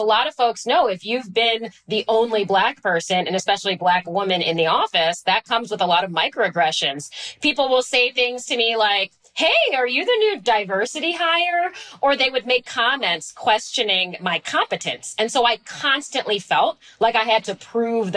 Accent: Washington, District of Columbia, United States; I grew up in Washington, D.C.

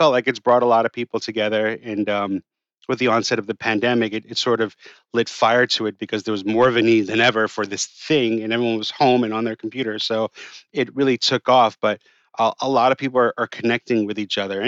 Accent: New York City, New York, United States; And I grew up on the Upper East Side. I grew up in Yorkville, you know, all my life.

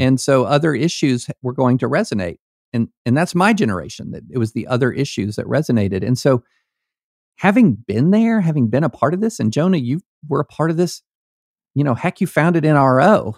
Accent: rural Kentucky, United States; also born or lived in Opelika, Alabama / Nashville, Tennessee; I was born in Opelika, Alabama. The first football game I went to, I was six years old at Death Valley in Baton Rouge, Louisiana. I grew up in rural Kentucky

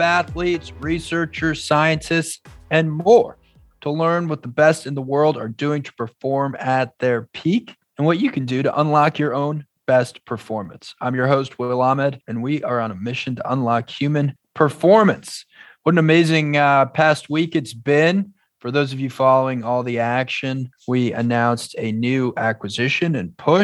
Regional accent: Long Island, New York, United States; I grew up on Long Island

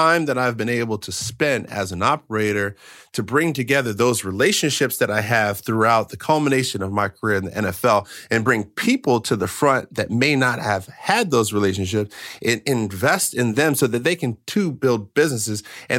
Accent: Maryland, United States; because I grew up in Maryland, and so we were in Montgomery County, okay?

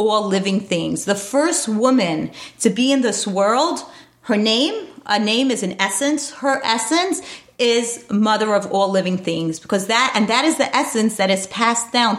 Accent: New York City, New York, United States; I grew up in Borough Park, New York.

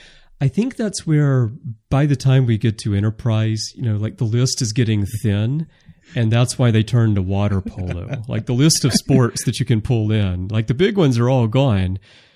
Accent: the South, United States; I'm originally from the South. If we built these starships in the South, we would have dedicated barbecue facilities on the ships.

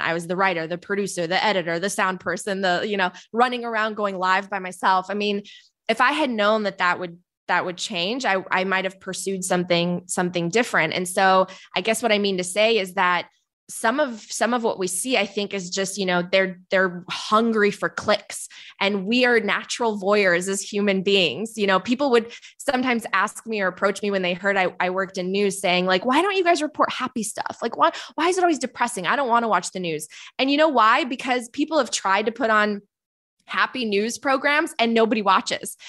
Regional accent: Palatine, Illinois, United States; also born or lived in Poland; My family came to the suburbs of Chicago when I was five, so I grew up outside Chicago

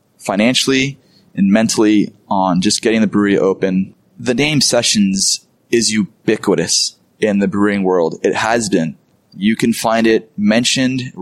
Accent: Carpinteria, California, United States; I grew up in Carp

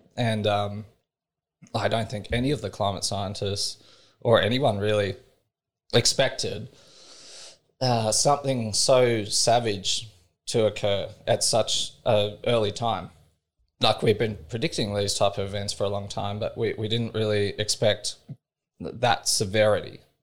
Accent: Australia; I was brought up in Cattle Station

